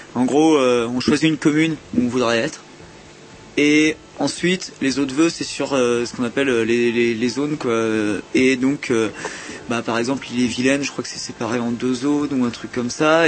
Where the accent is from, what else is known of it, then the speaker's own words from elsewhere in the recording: Brittany, France; je suis breton à la base